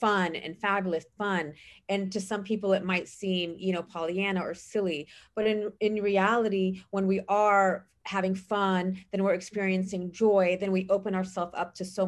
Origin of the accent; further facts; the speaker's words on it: San Mateo, California, United States; I grew up in San Mateo